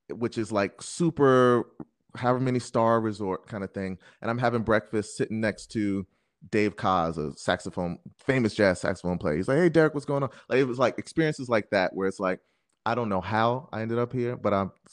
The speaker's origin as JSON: {"language": "English", "region": "New York", "country": "United States", "said": "I'm I'm a New Yorker, so it's like oh, I'm in a city."}